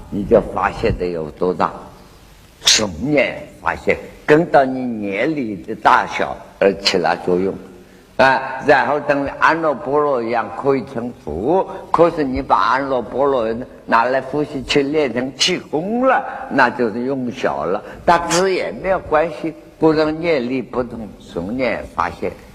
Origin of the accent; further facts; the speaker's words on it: China; 我们中国人啊